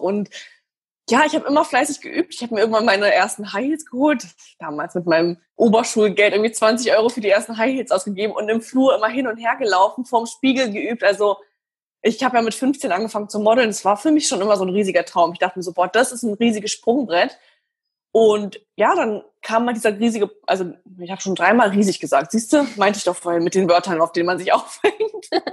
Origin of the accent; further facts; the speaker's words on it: Berlin, Germany; moved away as an adult; now in Dubai, United Arab Emirates; ich bin in Berlin geboren, ich bin dort aufgewachsen